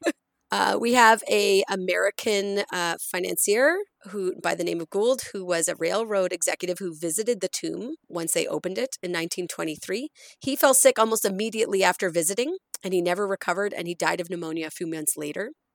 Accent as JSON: {"language": "English", "region": "rural Nova Scotia", "country": "Canada", "tie": "born or raised there", "also_born_or_lived": "Cape Breton Island", "moved": "yes", "lives_now": "Edmonton, Canada", "said": "growing up in Nova Scotia, growing up in rural Nova Scotia"}